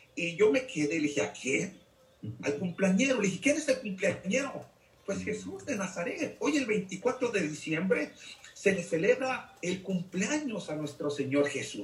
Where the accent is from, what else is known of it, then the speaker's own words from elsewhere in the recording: Jalisco, Mexico; now in Lexington, United States; soy de México, Jalisco, y radico aquí en Estados Unidos, Lexington, Nebraska.